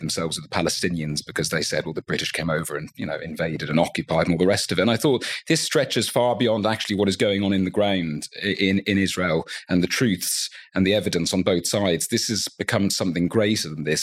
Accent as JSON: {"language": "English", "town": "Dublin", "region": "Leinster", "country": "Ireland", "tie": "born or raised there", "said": "I grew up in Dublin."}